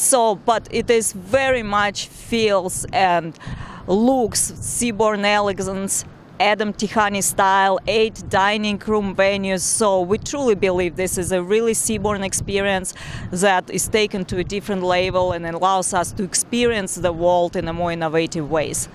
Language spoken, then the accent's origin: English; Tashkent, Uzbekistan; moved away; I was born and raised in Tashkent, Uzbekistan, in a very small neighborhood